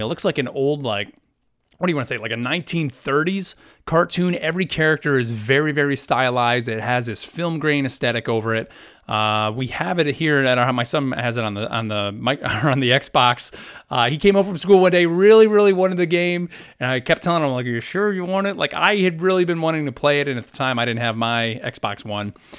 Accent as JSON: {"language": "English", "country": "United States", "said": "as an American"}